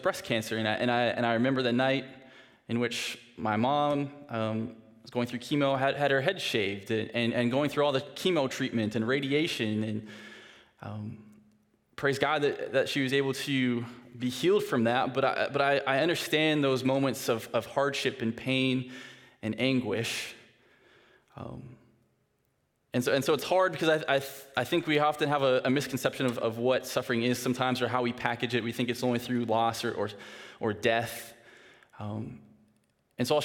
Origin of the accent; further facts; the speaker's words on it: Saskatoon, Saskatchewan, Canada; moved away; I'm from Saskatoon. I now work at Northview. This is where I live